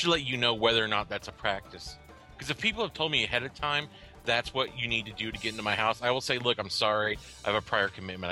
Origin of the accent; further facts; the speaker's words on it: Oklahoma City, Oklahoma, United States; also born or lived in Texas; now in Fort Collins, United States; I come from Oklahoma City in Texas